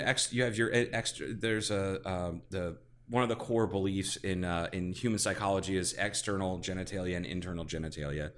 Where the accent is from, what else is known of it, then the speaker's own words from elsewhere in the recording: Ohio, United States; I'm from Ohio, which is s, has pockets of culture